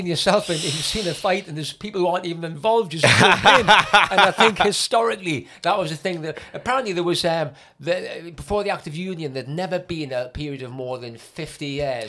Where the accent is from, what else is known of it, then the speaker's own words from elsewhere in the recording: North East England, United Kingdom; I'm a big fan of being a Geordie from the Northeast.